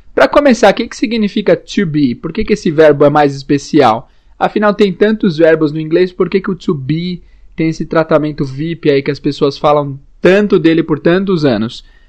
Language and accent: Portuguese; Brazil; now in São Paulo, Brazil; nós que somos brasileiros